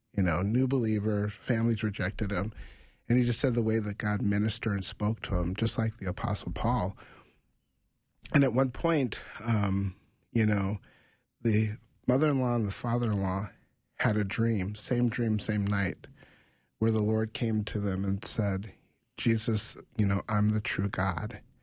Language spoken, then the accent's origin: English; United States; as a African American um, growing up in America